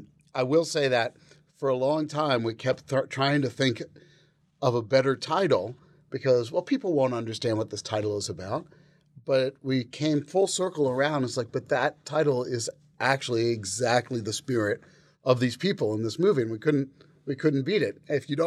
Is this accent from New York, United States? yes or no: yes; New York, United States; We all had mutual friends and we're all from New York